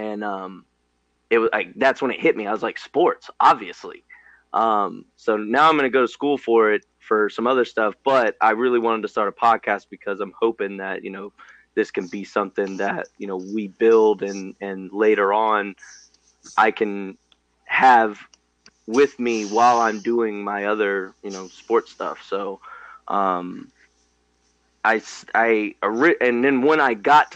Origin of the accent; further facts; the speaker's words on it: Georgia, United States; growing up in Georgia